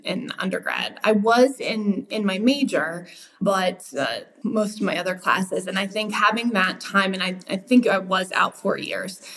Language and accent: English; Wheat Ridge, Colorado, United States; I'm a native. Went to Wheat Ridge High School.